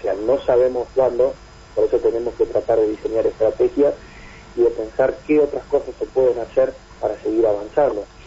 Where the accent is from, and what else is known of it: Argentina